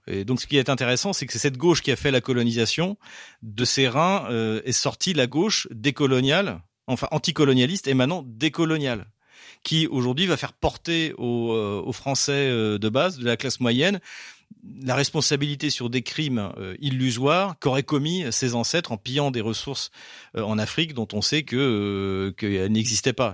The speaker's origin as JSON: {"language": "French", "country": "France", "moved": "yes", "lives_now": "Russia", "said": "je suis français"}